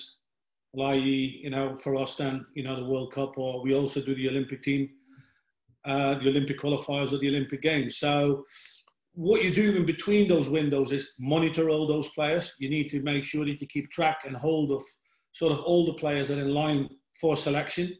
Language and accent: English; Netherlands; moved away as an adult; also born or lived in England; I come from Holland, which is one of the smaller nations.